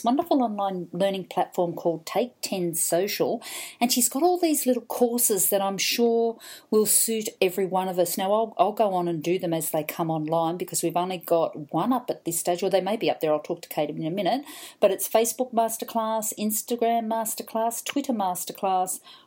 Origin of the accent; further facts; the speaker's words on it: Brisbane, Queensland, Australia; Today I'm in my hometown of Brisbane